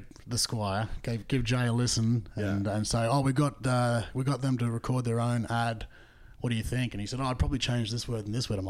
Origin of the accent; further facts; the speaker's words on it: Australia; now in Canada; trying to sell hockey to Canadians as an Australian